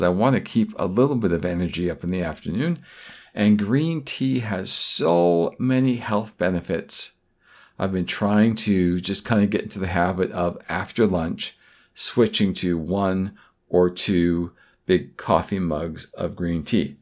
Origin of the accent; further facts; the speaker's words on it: Vancouver, British Columbia, Canada; my hometown, Vancouver, British Columbia, Canada